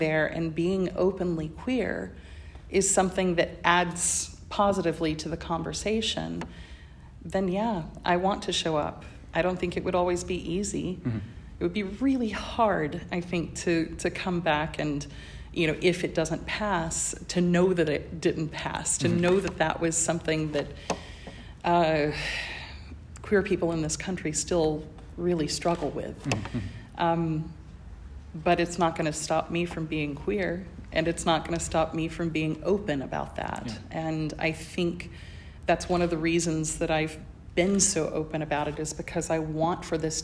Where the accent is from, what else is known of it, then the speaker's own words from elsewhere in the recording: small-town Georgia, United States; first language English; moved away as an adult; also born or lived in Indiana; I come from the South in the United States